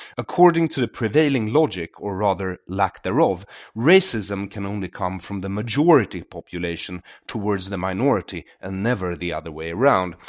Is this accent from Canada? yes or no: no; Sweden; I grew up in Sweden, which is a socialist utopia